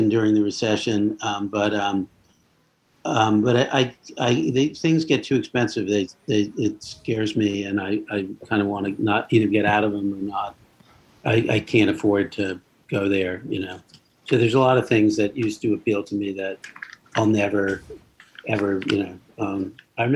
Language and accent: English; Leonia, New Jersey, United States; also born or lived in Brooklyn, New York; I was born in Brooklyn, but I grew up in the town of Leonia, New Jersey